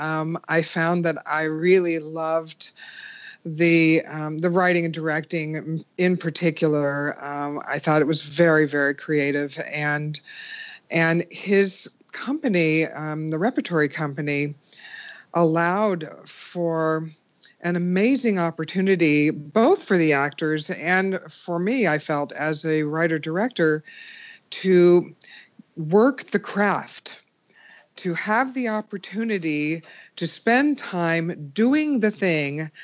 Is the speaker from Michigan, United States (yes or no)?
no; Menlo Park, California, United States; I was born and raised in Menlo Park, the shadow of Stanford University